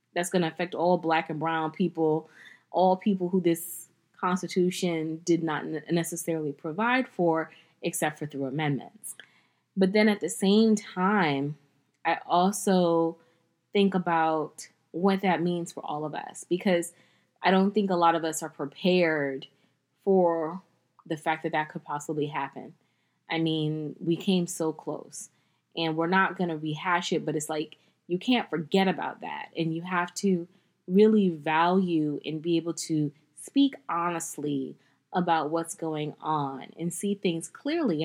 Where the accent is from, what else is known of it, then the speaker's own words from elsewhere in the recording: United States; as an American